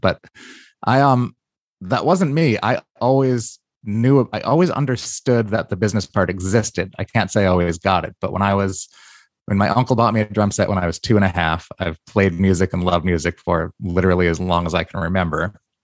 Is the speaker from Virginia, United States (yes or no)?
no; New York, United States; I say, "New York."